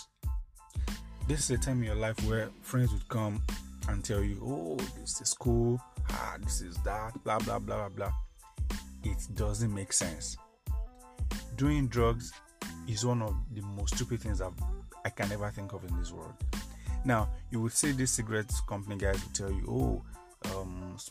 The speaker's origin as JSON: {"language": "English", "country": "Nigeria", "said": "as a Nigerian man"}